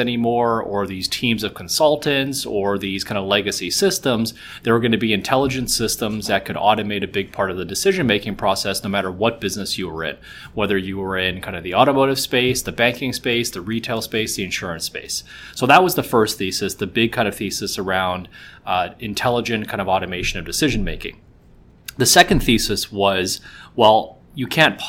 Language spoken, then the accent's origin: English; Vancouver, British Columbia, Canada; moved away as an adult; also born or lived in Shanghai; now in Toronto, Canada; I was born in Shanghai. I moved to Vancouver actually when I was about 3 years old. I spent my whole life in Vancouver up until about 10 years ago. I moved to Toronto.